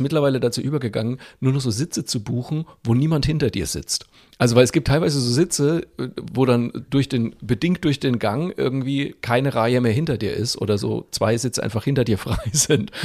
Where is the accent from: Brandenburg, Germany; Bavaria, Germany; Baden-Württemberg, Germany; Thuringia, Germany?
Bavaria, Germany; Franconia; als Franke